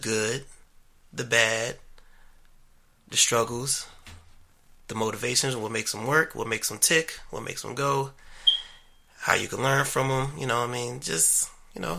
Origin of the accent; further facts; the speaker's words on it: Maryland, United States; I was born and raised in Maryland